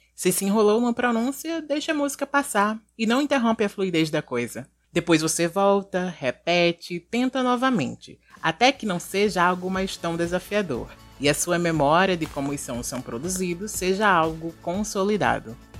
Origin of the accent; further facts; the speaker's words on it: Brazil; accent: Brazilian; muito dificilmente vamos perder o nosso sotaque de brasileiro